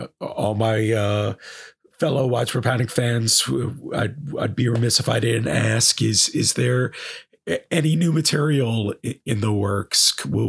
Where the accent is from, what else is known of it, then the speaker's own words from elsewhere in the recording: New York, United States; I am excited for the Beacon run as a New Yorker.